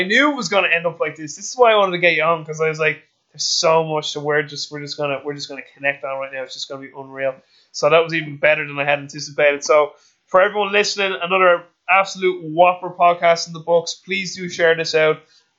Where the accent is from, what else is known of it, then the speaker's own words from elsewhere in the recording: Ireland; I'm an Irish person who does not drink.